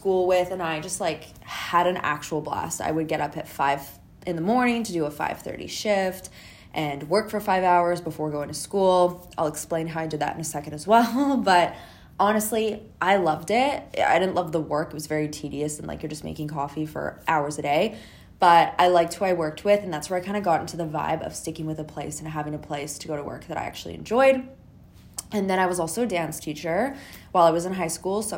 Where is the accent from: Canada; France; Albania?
Canada; I'm from Canada